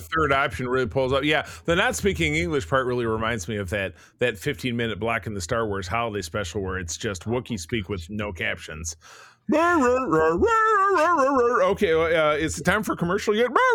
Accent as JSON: {"language": "English", "town": "Detroit", "region": "Michigan", "country": "United States", "tie": "born or raised there", "said": "my hometown of Detroit"}